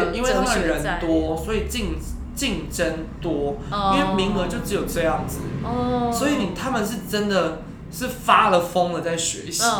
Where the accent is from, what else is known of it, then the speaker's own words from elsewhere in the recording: Taiwan; 我是标准的台湾人